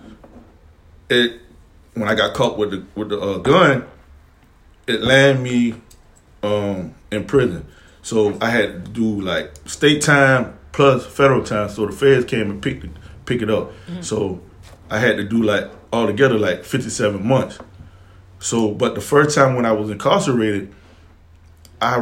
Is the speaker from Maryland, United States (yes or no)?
no; Savannah, Georgia, United States; I'm born and raised in Savannah